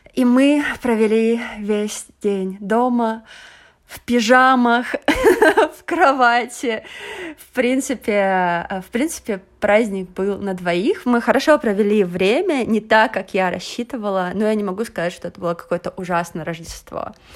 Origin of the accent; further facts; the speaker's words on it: Russia; moved away as an adult; also born or lived in China / Venezuela; now in Portugal; я прожила в России, окончила университет